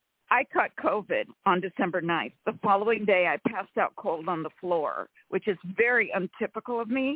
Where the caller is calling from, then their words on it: California, United States; from California.